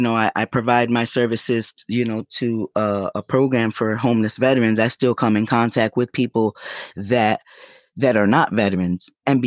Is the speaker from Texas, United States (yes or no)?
no; New York, United States; also born or lived in Puerto Rico; I grew up in violin, but I come from New York. I don't know. I mean, most people that know me know that I am from New York, but I grew up in violin. I'm what they call one of those New Yorkans.